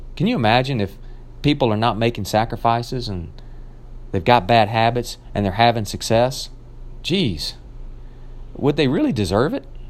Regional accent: Nashville, Tennessee, United States; moved away; made my way back down to my hometown of Nashville, Tennessee, where I got to see my family

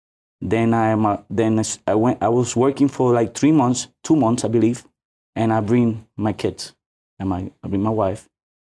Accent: New York, United States; No, I was born in New York.

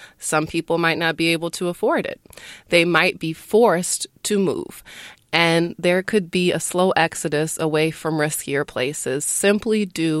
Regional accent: New Orleans, Louisiana, United States; I'm a comic. I'm from New Orleans, uptown, baby.

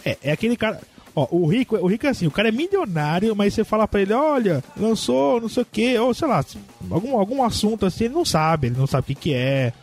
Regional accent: São Paulo, Brazil; aqui em São Paulo, principalmente na Zona Norte, que é onde eu nasci, eu conheço tudo aqui

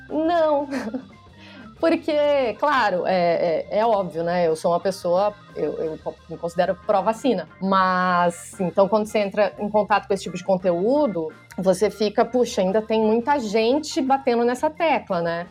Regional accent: Rio Grande do Sul, Brazil; now in São Paulo, Brazil; sou jornalista, moro em São Paulo, uh, sou do Rio Grande do Sul

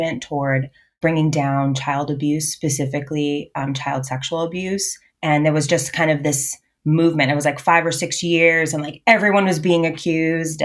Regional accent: Boston, Massachusetts, United States; I was born in Boston, Massachusetts. And I lived in Boston until I was adopted out at 12. And then we moved to the suburbs, like half an hour northwest of Boston.

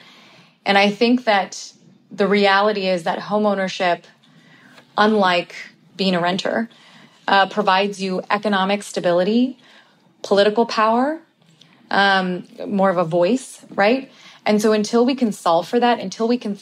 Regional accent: Bay Area, California, United States; I'm from the Bay Area and my family, my cousins and I are all talking about this, like how we can't afford to live in the Bay Area anymore and have families. And so even though we all grew up together

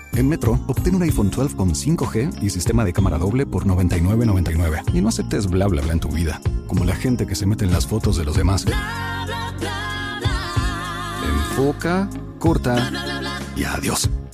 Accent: Tolima, Colombia; en mi tierra, en mi casa

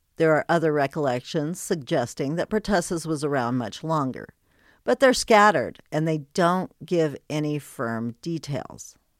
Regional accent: Colorado, United States; moved away; also born or lived in Wyoming / Texas; Then I moved to Texas, then back to my home state of Colorado.

